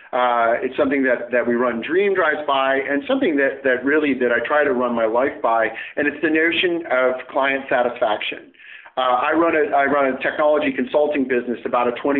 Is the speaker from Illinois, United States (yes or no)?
yes; a small town outside of Chicago, Illinois, United States; now in Pacific Northwest, United States; I grew up in the Midwest and in a small town outside of Chicago